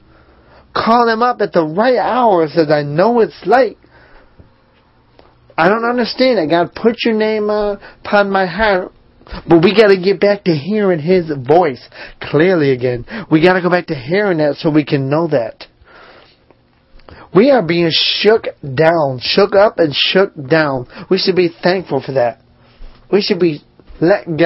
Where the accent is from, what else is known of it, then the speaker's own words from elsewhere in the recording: Northeast, United States; now in Charlotte, United States; I grew up in the Northeast in a small town, Milltown